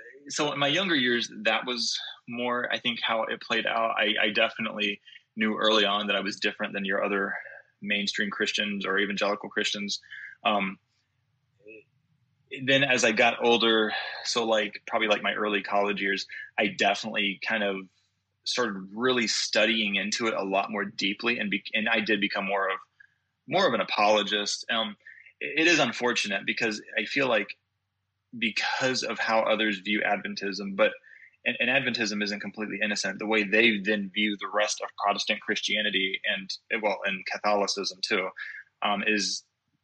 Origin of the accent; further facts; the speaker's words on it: the Bible Belt, the South, United States; growing up in the Bible Belt where everybody's like, well, most everyone's Baptist or something close to it